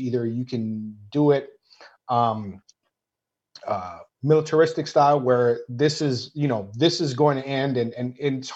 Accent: Maui, Hawaii, United States; moved away as an adult; now in Los Angeles, United States; I'm half Portuguese, half Filipino that grew up in Hawaii.

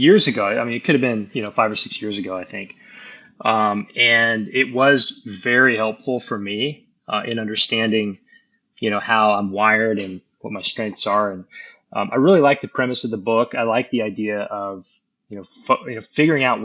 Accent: Montana, United States; moved away as an adult; now in Austin, United States; Born in Austin, but when I was like 2 or 3 years old, we moved to Montana. So I grew up in Montana, went to the University of Montana

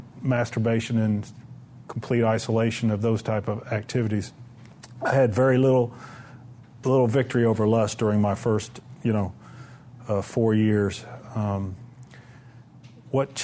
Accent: Murfreesboro, Tennessee, United States; I'm from Murfreesboro

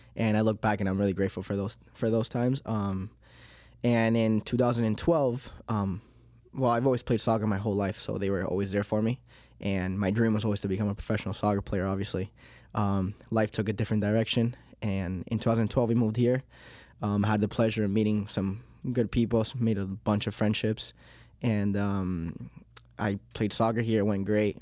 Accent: Miami, Florida, United States; accent: Miami; English is a second language; also born or lived in Uruguay; now in Leominster, United States; I was born in Uruguay in nineteen ninety-eight, um, and in two thousand and two, when I was, like, three years old, um, I think it was three, yeah, three years old, um, we, uh, we moved to Miami, Florida

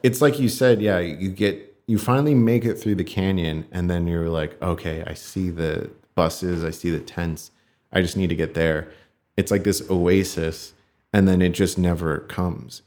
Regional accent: California, United States; I grew up here in California

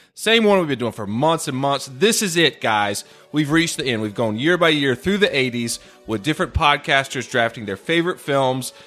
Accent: North Carolina, United States; North Carolina, my home state

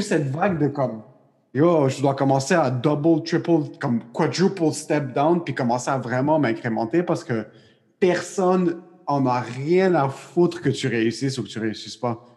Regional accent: Quebec, Canada; je suis Québécois

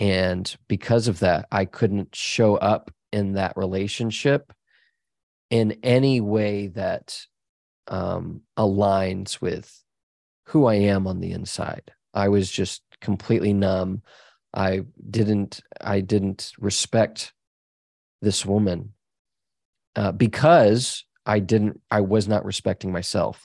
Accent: Dallas, Texas, United States; I grew up in Dallas

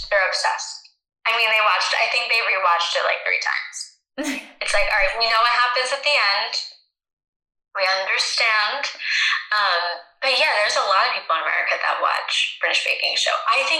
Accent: United States; over in the US

